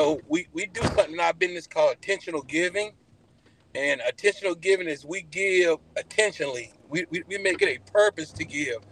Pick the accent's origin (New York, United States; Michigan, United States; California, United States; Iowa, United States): Iowa, United States; I'm from Iowa